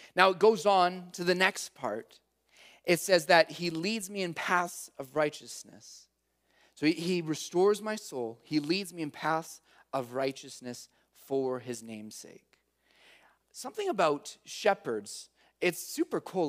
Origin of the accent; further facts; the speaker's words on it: Calgary, Alberta, Canada; I'm from Calgary